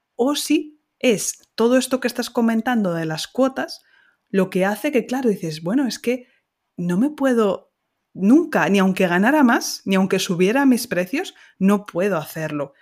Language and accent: Spanish; Ciudad Real, Castilla-La Mancha, Spain; Ciudad Real, que es mi ciudad de origen en Castilla-La Mancha